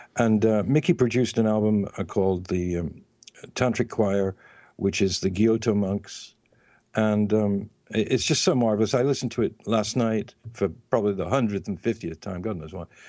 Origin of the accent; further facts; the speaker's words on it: England, United Kingdom; I'm from England